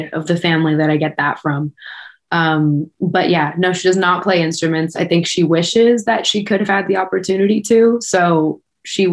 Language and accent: English; Oakville, Ontario, Canada; Born and raised just outside of Toronto, a town called Oakville. This has been home my whole life.